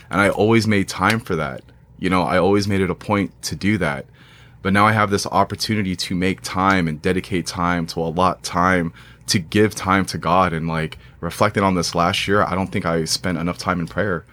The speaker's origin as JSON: {"language": "English", "town": "Moreno Valley", "region": "California", "country": "United States", "tie": "born or raised there", "said": "I grew up in Mar-, Moreno Valley"}